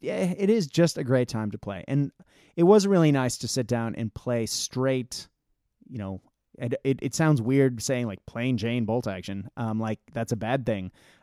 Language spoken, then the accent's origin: English; Japan; I grew up in Japan and traveling throughout Asia.